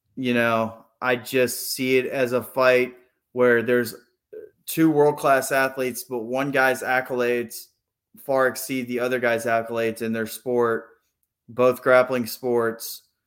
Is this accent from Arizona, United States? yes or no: no; Pennsylvania, United States; moved away; also born or lived in Texas; I grew up in Pennsylvania before we moved to Texas.